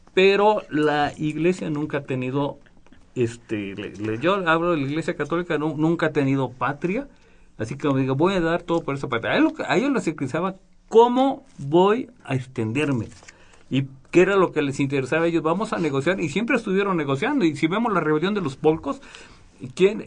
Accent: Mexico; somos paisanos. Y nos venimos platicando de México

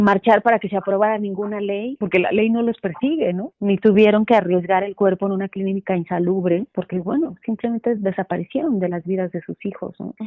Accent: Santa María la Ribera, Eligio Ancona street, Mexico City, Mexico; En Santa María la Rivera, en esa calle, en esa calle estaba la vecindad donde yo crecí, en El Hijo Ancona

